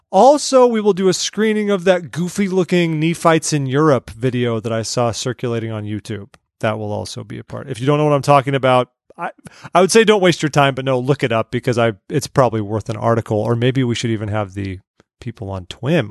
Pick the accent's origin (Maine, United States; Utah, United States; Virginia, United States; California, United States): California, United States; growing up in California